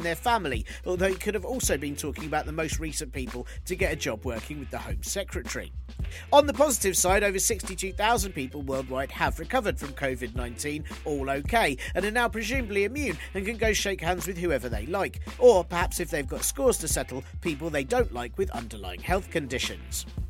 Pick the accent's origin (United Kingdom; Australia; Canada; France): United Kingdom